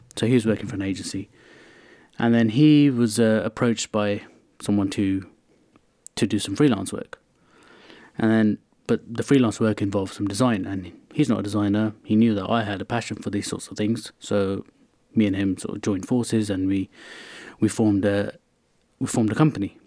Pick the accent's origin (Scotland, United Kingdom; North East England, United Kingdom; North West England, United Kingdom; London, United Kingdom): London, United Kingdom; I grew up around West London in, uh, Hounslow